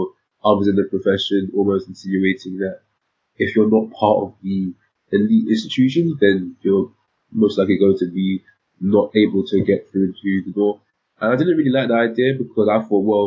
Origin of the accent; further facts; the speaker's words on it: London, United Kingdom; also born or lived in Nottingham; I'm a Londoner, as you can probably tell. I was born and raised in London and studied here my whole life.